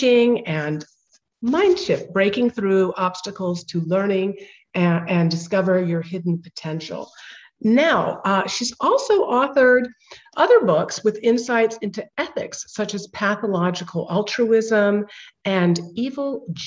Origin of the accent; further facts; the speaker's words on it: India; I was born in India and didn't move around quite as much as you